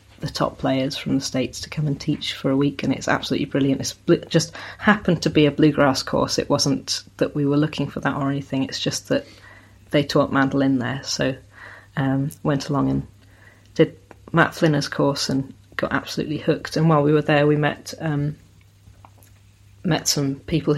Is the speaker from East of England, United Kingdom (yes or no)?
no; South Devon, South West England, United Kingdom; also born or lived in Sheffield, South Yorkshire; now in Somerset, United Kingdom; I was born in Sheffield, which is in South Yorkshire, and grew up in South Devon. But living in Somerset now